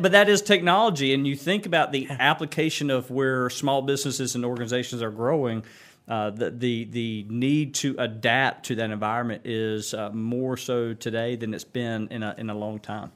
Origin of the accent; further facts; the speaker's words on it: Kinston, North Carolina, United States; Kinston was home for me. I mean, so I knew back in seventh grade I was gonna live back